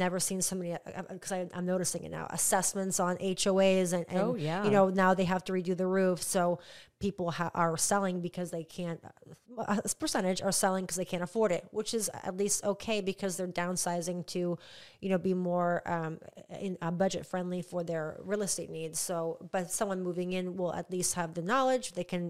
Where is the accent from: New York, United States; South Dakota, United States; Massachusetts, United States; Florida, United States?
Florida, United States; Indian Harbor Beach; I'm originally from Indian Harbor Beach, and I wasn't an HOA.